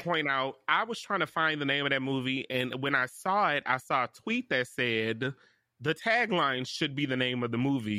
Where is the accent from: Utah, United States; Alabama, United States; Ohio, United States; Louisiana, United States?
Louisiana, United States; I'm from Louisiana